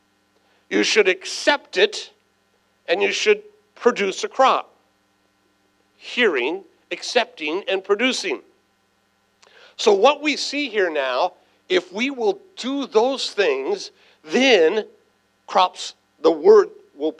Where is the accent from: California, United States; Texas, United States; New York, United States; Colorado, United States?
California, United States; San Diego; I was raised right here in San Diego